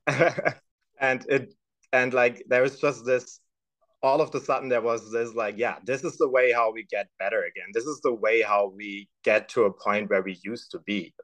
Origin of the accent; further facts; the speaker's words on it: Stuttgart, Baden-Württemberg, Germany; moved away as an adult; now in Midwest, United States; I was born and raised in Germany. Actually, I was born in Stuttgart and raised just a couple miles outside of it